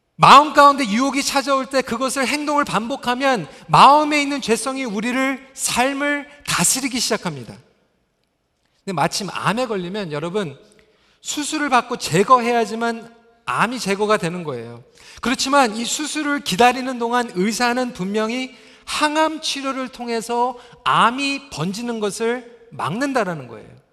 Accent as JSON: {"language": "Korean", "town": "Toronto", "region": "Ontario", "country": "Canada", "tie": "born or raised there", "said": "제가 이제 중고등부 때 캐나다에서 자라면서 저희 집이 이제 그 스카보로 쪽에 있었습니다."}